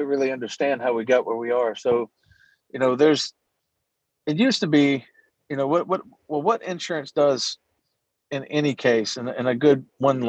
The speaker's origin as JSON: {"language": "English", "town": "Natchez", "region": "Mississippi", "country": "United States", "tie": "born or raised there", "moved": "as an adult", "said": "I moved home to my hometown of Natchez, Mississippi, with literally nothing"}